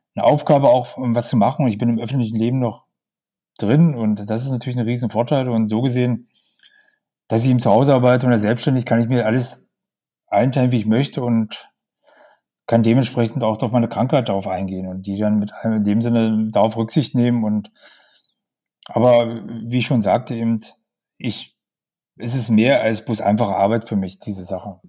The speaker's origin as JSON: {"language": "German", "area": "a small village 40 km from Magdeburg", "region": "Saxony-Anhalt", "country": "Germany", "tie": "born or raised there", "moved": "as an adult", "lives_now": "Magdeburg, Germany", "said": "Ich bin nicht in Magdeburg geboren. Ich lebe jetzt in Magdeburg. Ich bin aufgewachsen in einem kleinen Dorf, 40 Kilometer von Magdeburg."}